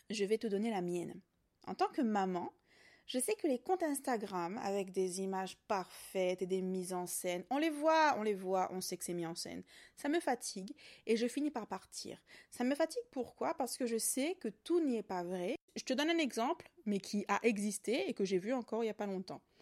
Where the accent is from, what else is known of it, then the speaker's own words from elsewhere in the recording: Réunion, France; Je suis réunionnaise, maman allaitante engagée.